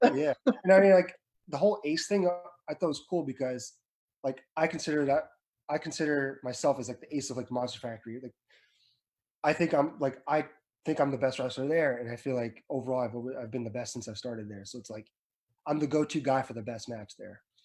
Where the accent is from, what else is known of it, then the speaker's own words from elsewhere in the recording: Edison, New Jersey, United States; I was from Edison, New Jersey.